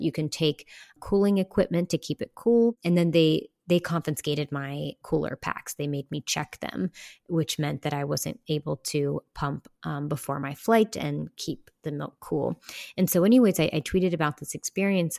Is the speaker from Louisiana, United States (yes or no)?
no; West Virginia, United States; moved away as an adult; my home state of West Virginia because that's where my people are. I grew up there